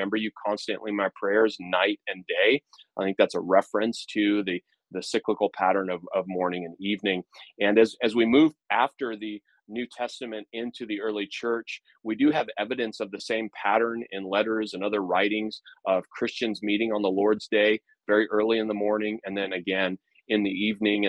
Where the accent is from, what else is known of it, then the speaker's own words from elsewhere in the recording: United States; marks me as an American